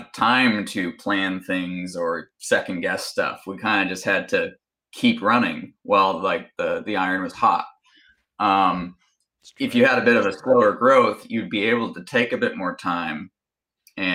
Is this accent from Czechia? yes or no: no; Canada; I am Canadian